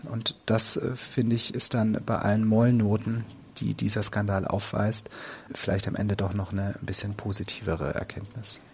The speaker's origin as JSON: {"language": "German", "town": "Ludwigsburg", "region": "Baden-Württemberg", "country": "Germany", "tie": "born or raised there", "also_born_or_lived": "Cologne", "moved": "as an adult", "said": "Ich bin äh, aufgewachsen in Ludwigsburg bei Stuttgart"}